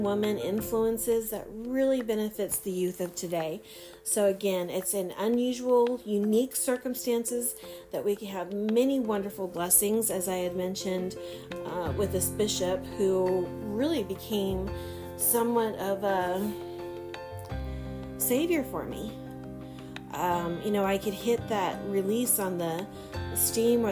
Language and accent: English; Fresno, California, United States; growing up in my hometown of Fresno